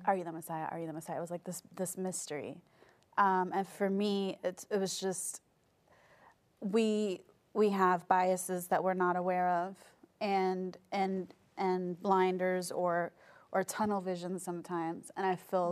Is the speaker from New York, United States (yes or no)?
yes; New York City, New York, United States; moved away as an adult; also born or lived in Korea; I grew up in New York City